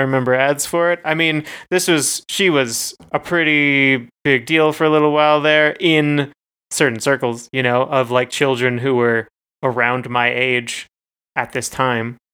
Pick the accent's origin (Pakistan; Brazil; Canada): Canada; we're both Canadian.